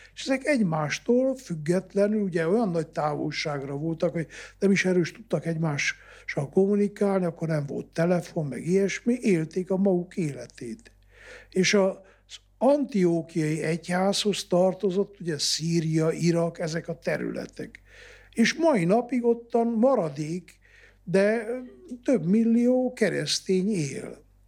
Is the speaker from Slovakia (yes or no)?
no; Transylvania, Romania; ez az én szülőföldem, ezt adta ajándékba Isten